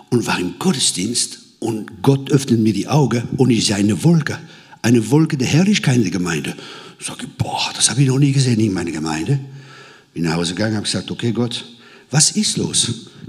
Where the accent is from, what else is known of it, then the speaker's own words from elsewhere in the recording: Grand Est, France; Ich komme aus dem Elsass, aus dem verheißenen Land. Das Land, wo Bier und Sauerkraut fließt.